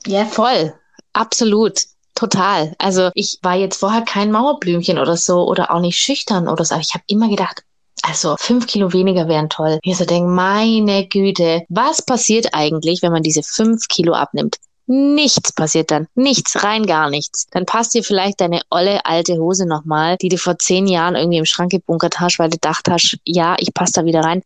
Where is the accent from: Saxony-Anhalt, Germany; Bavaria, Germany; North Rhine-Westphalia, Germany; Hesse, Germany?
Bavaria, Germany; Augsburg; now in Stuttgart, Germany; in meiner Heimatstadt Augsburg